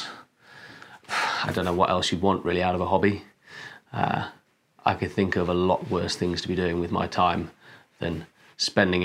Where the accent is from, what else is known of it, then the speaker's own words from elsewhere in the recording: Wales, United Kingdom; I'm a Welshman